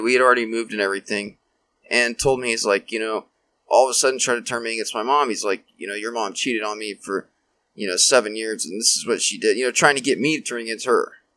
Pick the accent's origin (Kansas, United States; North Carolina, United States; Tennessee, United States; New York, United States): Kansas, United States; Wichita; I grew up here in Wichita